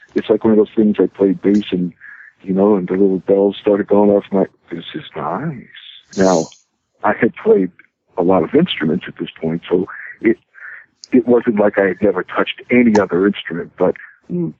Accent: New York City, New York, United States; I uh, grew up in Brooklyn, in New York

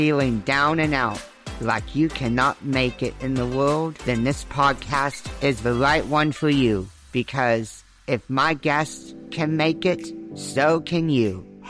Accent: Texas, United States; Are you a cowboy from Texas? Because I am.

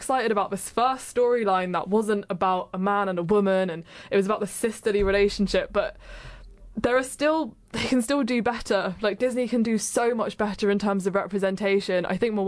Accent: England, United Kingdom; I'm English

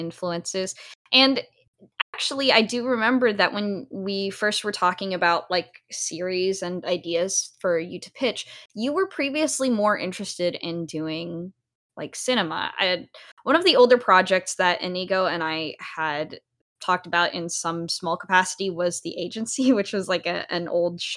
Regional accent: United States; my own experience with being a Filipino, member of the diaspora, growing up here

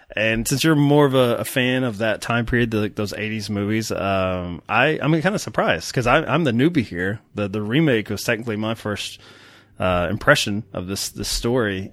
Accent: Kentucky, United States; accent: Kentucky; my Kentucky accent

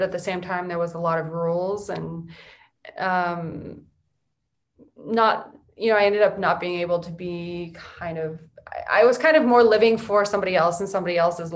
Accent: San Diego, California, United States; also born or lived in Lake Havasu, Arizona / England / Los Angeles; We came to San Diego, and San Diego is such a great place to grow up. And then at 21, I came to Los Angeles. So Southern California, mostly.

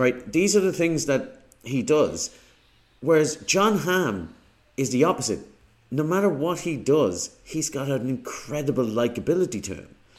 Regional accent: Ireland; as an Irishman

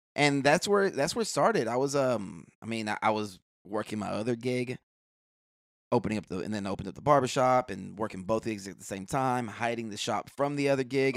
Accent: Houston, Texas, United States; also born or lived in Clear Lake, Houston; born and raised in Houston. I lived out in the Gulfgate area till about, um, sixth grade. Sixth grade, we moved out to Clear Lake

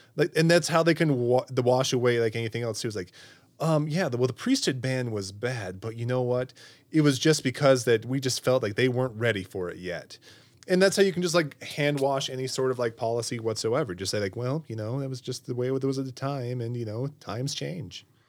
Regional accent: Utah, United States; Greg and I, we're both from Utah County as well.

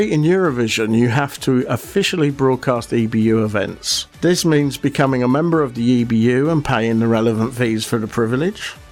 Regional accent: United States; As an American

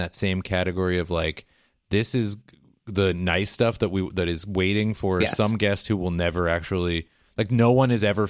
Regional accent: United States; now in Europe; I know that I'm from the United States

